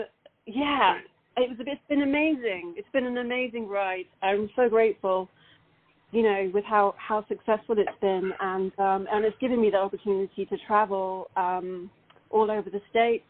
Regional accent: London, United Kingdom; accent: British; moved away as an adult; now in Los Angeles, United States; So although I'm born in London, I'm 100% Italian

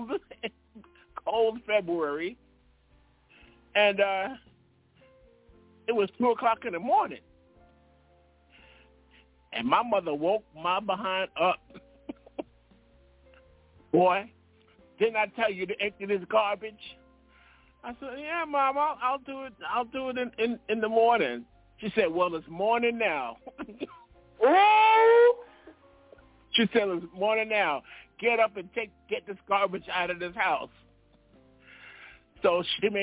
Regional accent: New York City, New York, United States; we grew up in Brooklyn

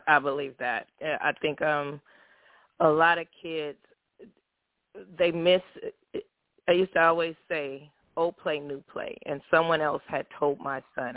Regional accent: California, United States; I'm from California

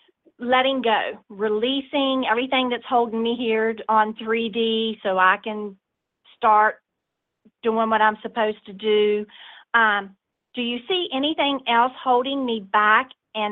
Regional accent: the South, United States; accent: Southern; I'm from the South, so that's where the accent's coming from.

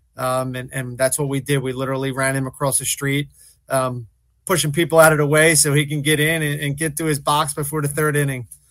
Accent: Philadelphia, Pennsylvania, United States; I grew up in South Philly

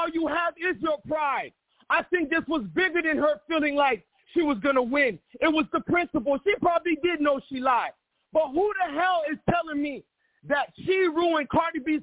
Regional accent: United States; now in Miami, United States; I am brought here by Haitian parents. I was born and raised in America

